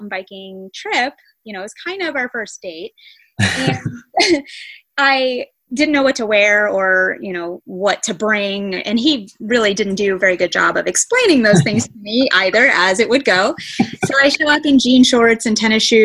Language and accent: English; Springfield, Missouri, United States; I grew up here in Springfield, Missouri, predominantly. We did move around a little when I was young, but for the most part, I've spent all of my life in Missouri